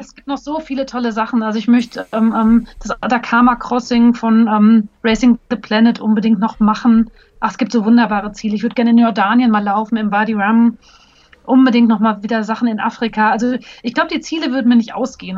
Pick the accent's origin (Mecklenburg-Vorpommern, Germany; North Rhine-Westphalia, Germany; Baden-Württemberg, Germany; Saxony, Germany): North Rhine-Westphalia, Germany; Hagen; also born or lived in Berlin; now in Munich, Germany; in meiner Geburtsstadt Hagen